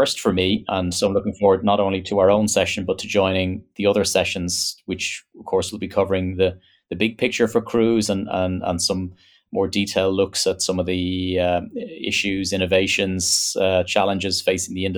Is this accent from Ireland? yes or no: yes; Ireland; as an Irishman